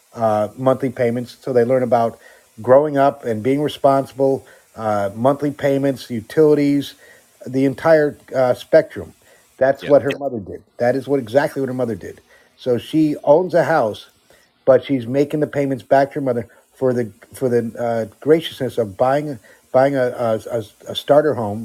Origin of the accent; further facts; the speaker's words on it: Netherlands; now in United States; I grew up in Europe, uh, in the Netherlands